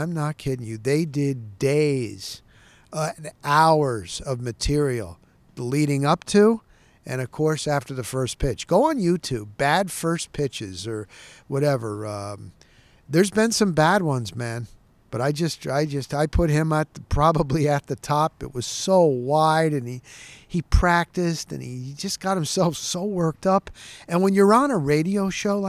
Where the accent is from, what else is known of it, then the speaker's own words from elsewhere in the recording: New Jersey, United States; now in Tampa, United States; I grew up in Jersey.